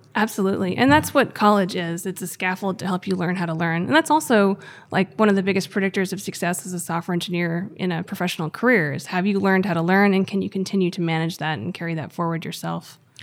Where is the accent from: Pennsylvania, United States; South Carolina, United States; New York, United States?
Pennsylvania, United States; Gettysburg; I grew up in Gettysburg, Pennsylvania.